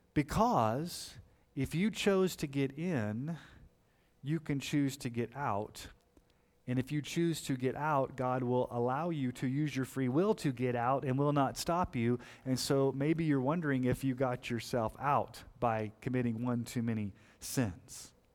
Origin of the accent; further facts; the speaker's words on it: Colorado Springs, Colorado, United States; I grew up in Colorado Springs.